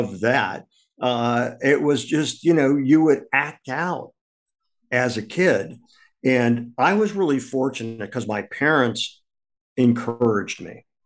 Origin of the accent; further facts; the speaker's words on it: Akron, Ohio, United States; now in New York City, United States; I grew up in Akron, Ohio